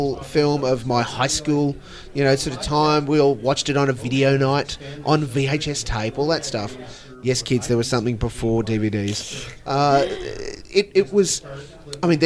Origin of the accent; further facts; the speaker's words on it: Australia; we're from Australia